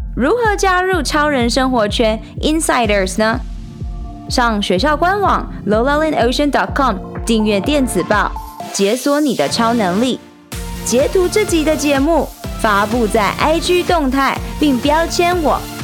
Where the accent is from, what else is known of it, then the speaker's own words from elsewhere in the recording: Changhua County, Taiwan; moved away as an adult; also born or lived in Shanghai, China; now in Taipei, Taiwan; 三年前，我从上海搬回台湾从彰化老家上台北拼人生